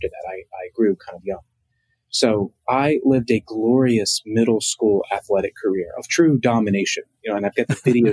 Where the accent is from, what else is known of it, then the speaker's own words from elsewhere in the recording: Martinsville, Virginia, United States; I'm from a small town called Martinsville, Virginia.